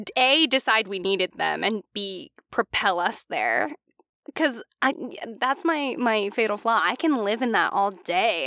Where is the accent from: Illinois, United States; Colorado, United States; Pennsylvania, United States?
Pennsylvania, United States; Philadelphia; we're from the Philly area